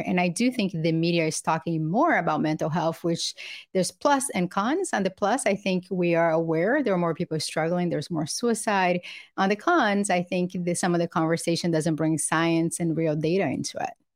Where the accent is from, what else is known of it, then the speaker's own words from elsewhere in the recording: Brazil; now in United States; I grew up poor in Brazil with a single mother